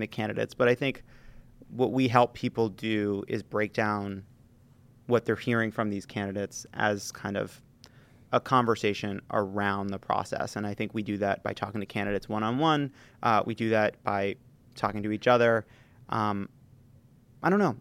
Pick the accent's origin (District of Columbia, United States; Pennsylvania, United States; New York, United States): New York, United States; As a, as a New Yorker